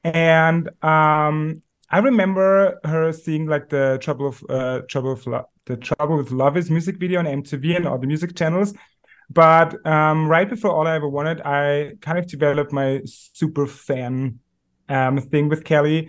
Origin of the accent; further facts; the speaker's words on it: Austria; also born or lived in Vienna; I'm from Austria. I live in Vienna. It's the capital. We're a very tiny country. We are 9 million people.